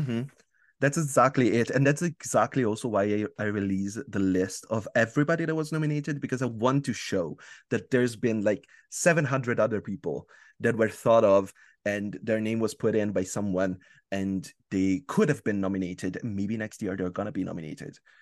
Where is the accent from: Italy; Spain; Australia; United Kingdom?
Italy; English is a second language; am from Italy